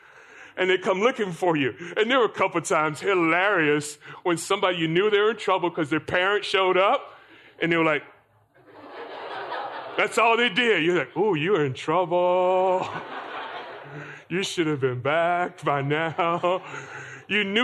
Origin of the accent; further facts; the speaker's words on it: Florida, United States; I grew up in Florida